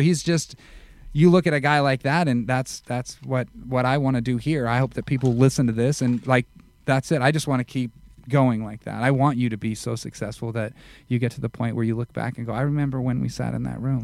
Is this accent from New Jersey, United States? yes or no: no; Las Vegas, Nevada, United States; moved away; I was from Vegas